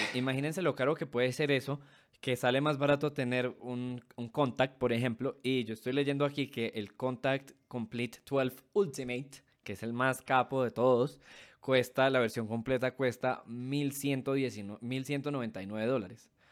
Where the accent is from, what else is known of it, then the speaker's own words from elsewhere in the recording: Venezuela; now in Colombia; mi país natal, jaja, en Venezuela